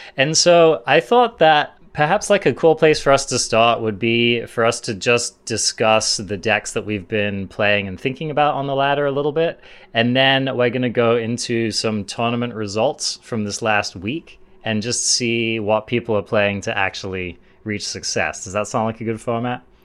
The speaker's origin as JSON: {"language": "English", "region": "England", "country": "United Kingdom", "said": "being English"}